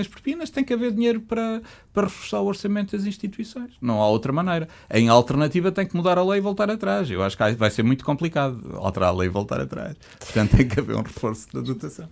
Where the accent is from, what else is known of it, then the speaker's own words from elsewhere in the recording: Coimbra, Centro, Portugal; also born or lived in Chaves; Eu sou, eu sou originário de uma zona ultraperiférica de Chaves. Eu, sou, eu nasci em Coimbra, de facto, mas a minha família é de Chaves e vive